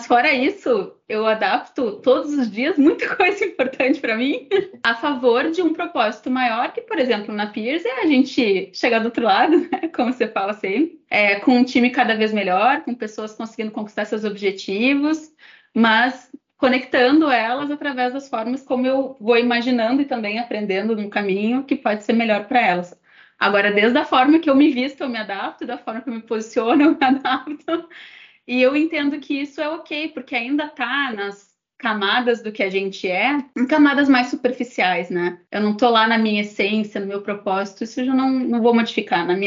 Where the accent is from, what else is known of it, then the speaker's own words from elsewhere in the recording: Brazil; sendo que a minha língua e provavelmente a forma como eu me expressaria melhor seria em português, sendo brasileiro.